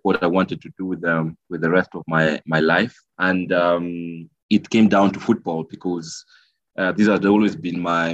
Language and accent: English; Kenya; moved away as an adult; also born or lived in Nairobi, Kenya / Geneva, Switzerland; I worked briefly in my home country, Kenya, after my university, and thereafter moved to Geneva, Switzerland